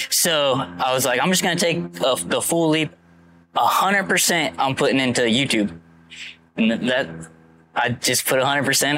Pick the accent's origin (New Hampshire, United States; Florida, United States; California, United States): Florida, United States; I'm from Florida. Been here my whole life